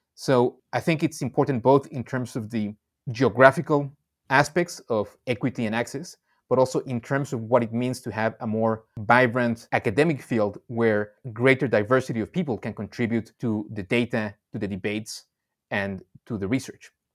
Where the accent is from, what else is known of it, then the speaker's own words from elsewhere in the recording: Mexico; moved away; also born or lived in Indonesia; I grew up in Mexico and then I spent many years in Indonesia